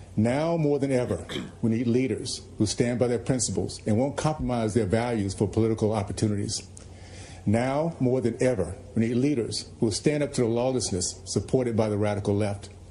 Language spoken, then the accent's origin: English; the South, United States; moved away as an adult; also born or lived in Brooklyn, New York; I was raised in the South during the days of Jim Crow